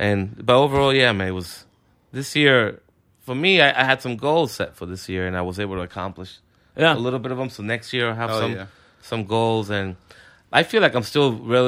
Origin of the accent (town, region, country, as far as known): Union City, New Jersey, United States; born or raised there; also born or lived in Cuba